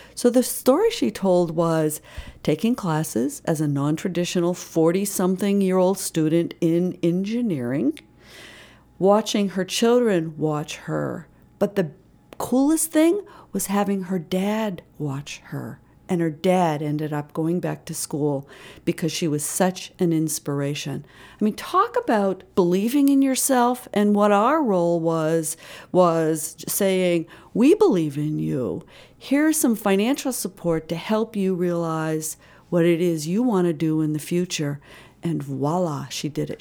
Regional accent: Pittsburgh, Pennsylvania, United States; also born or lived in Maine / New Hampshire; now in Winthrop, Maine, United States; I, uh, was raised outside of Pittsburgh and, uh, certainly summered in Maine

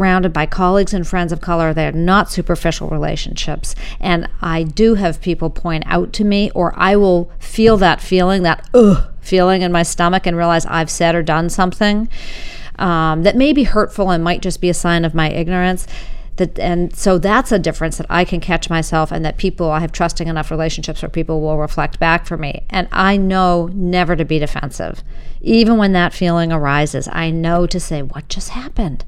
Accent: Winchester, Massachusetts, United States; I grew up in Winchester, Mass., a white suburb, and north of Boston

